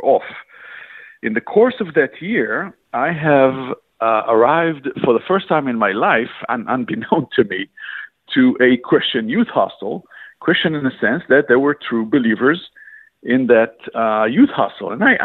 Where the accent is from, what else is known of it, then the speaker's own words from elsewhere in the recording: Israel; I was born and raised in Israel.